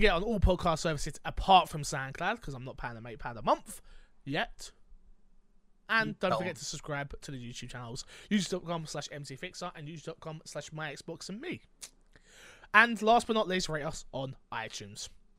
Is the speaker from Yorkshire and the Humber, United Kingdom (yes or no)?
no; London, United Kingdom; Again, I'm from London. I'm from quite a Grammy area. You hear the sirens go on all the time.